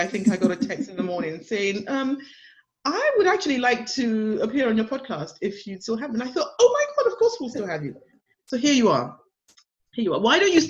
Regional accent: United Kingdom; moved away; also born or lived in Nigeria; we both were raised in the United Kingdom.

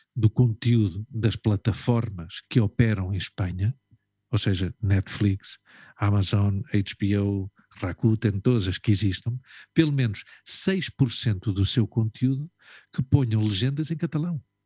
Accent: Lisbon, Portugal; moved away; eu nunca digo que sou de Portugal, eu digo que sou de Lisboa

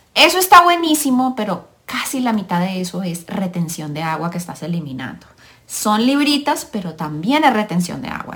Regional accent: Colombia; now in United States; soy colombiana, mamá de tres niños, Vivo en el país de los Estados Unidos de Norteamérica

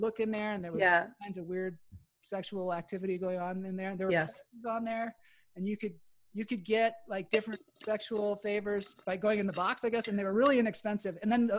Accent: Seattle, Washington, United States; moved away as an adult; also born or lived in Los Angeles; I grew up in Seattle

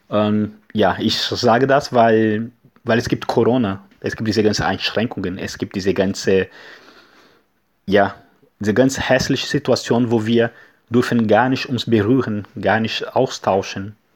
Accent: Brazil; German is a second language; now in Germany; wir kommen aus Brasilien, ich stammen Brasilien

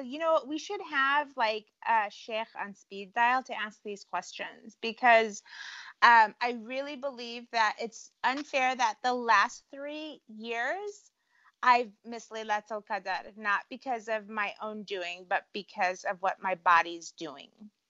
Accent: Cleveland, Ohio, United States; born there; The funny thing is I was born in Cleveland, right?

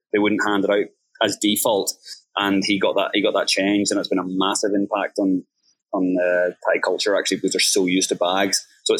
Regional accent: Ireland; now in Thailand; Like, I'm based in Thailand. Actually, when I was in Ireland, like growing up in Ireland, I was addicted to tap water.

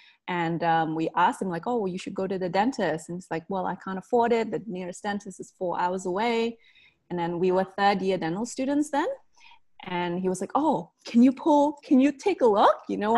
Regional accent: Indonesia; born there; Basically, I was born in Indonesia and there's different ethnic groups there.

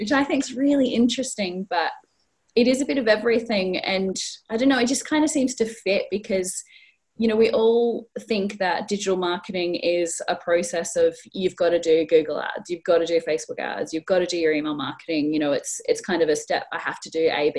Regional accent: Australia; now in North East England, United Kingdom; I'm not originally from the Northeast. This isn't a Geordie accent. I was born in Australia

